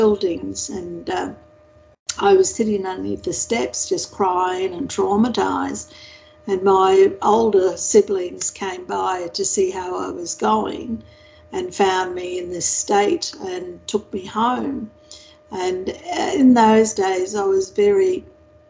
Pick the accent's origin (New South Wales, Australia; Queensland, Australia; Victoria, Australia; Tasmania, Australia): Queensland, Australia; Winton; I was born in a small country town west of Townsville, near Mount Isa, actually, or south of Mount Isa, called Winton